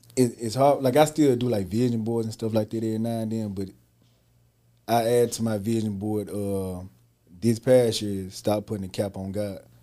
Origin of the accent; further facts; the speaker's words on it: Holly Springs, Mississippi, United States; I'm from Holly Springs, Mississippi